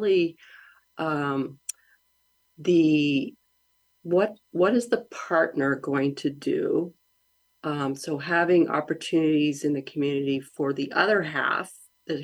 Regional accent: Grass Valley, California, United States; I grew up in Nevada County. I lived there since I was five in a little town of Grass Valley.

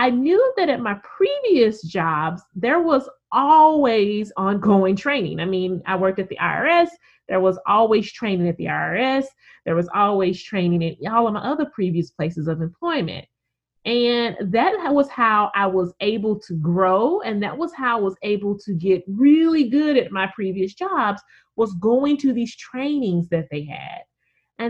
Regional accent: Memphis, Tennessee, United States; my hometown of Memphis

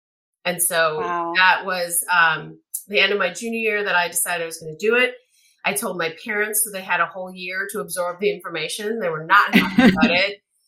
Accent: Minnesota, United States; moved away as an adult; now in Los Angeles, United States; I'm from Minnesota.

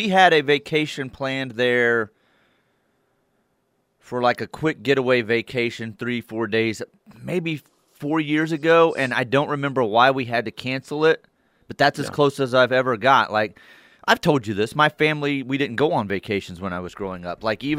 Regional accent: Dallas, Texas, United States; we're both from Texas and the Dallas area

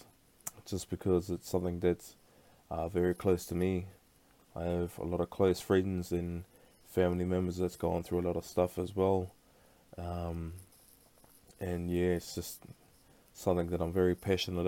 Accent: Brisbane, Queensland, Australia; now in Perth, Australia; I was actually born back over in Brisbane

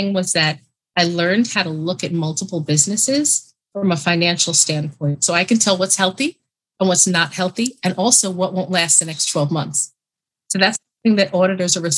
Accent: New York City, New York, United States; I'm from New York, born and raised, New York City

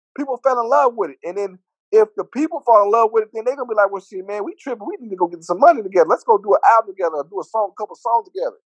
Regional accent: West Coast, United States; I'm from the West Coast

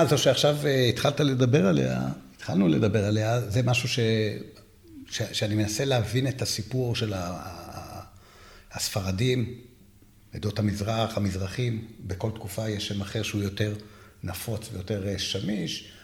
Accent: Jerusalem, Jerusalem District, Israel; אני ירושלמי

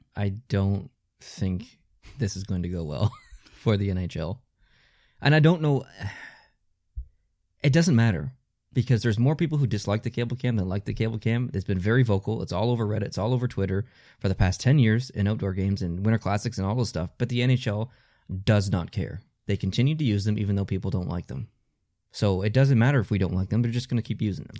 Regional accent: Canada; as a Canadian

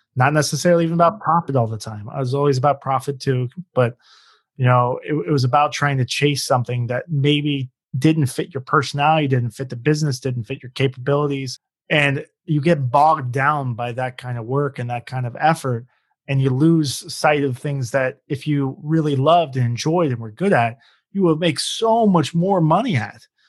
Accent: Cincinnati, Ohio, United States; now in Phoenix, United States; I'm originally from Cincinnati

